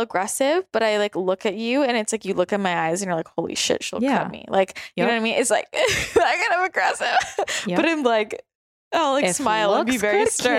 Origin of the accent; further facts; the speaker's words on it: Northern California, United States; it's hard for me to believe I'm from NorCal sometimes.